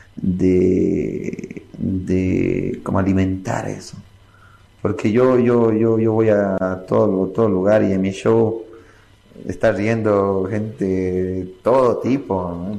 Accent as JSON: {"language": "Spanish", "country": "Bolivia", "said": "nosotros estemos desunidos como Boliviano"}